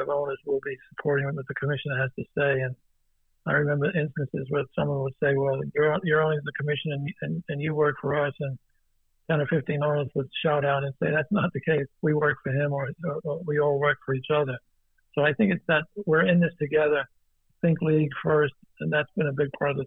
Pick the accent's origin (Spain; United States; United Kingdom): United States; New Jersey; I grew up in New Jersey, and New Jersey, New York area, an immigrant Italian